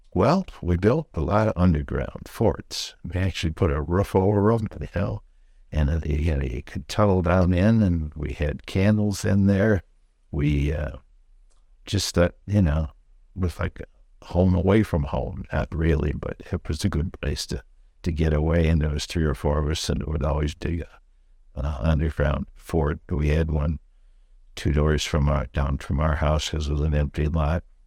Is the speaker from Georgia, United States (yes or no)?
no; St. Charles, Illinois, United States; growing up in Saint Charles, um, my folks bought a lot on Fourth Street in Saint Charles